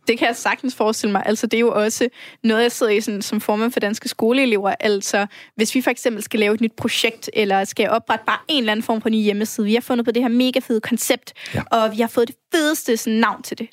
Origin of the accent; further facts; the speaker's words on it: Brønderslev, North Denmark Region, Denmark; moved away as an adult; also born or lived in Risskov, Aarhus; now in Aarhus, Denmark; der, hvor jeg er fra, i Brønderslev i Nordjylland